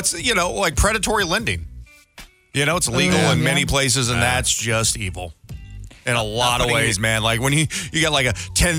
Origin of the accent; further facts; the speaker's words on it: Denver, Colorado, United States; And I'm from Denver. That's where I was born.